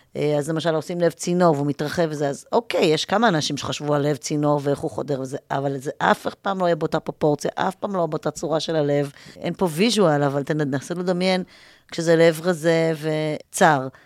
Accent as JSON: {"language": "Hebrew", "country": "Israel", "also_born_or_lived": "New York, United States"}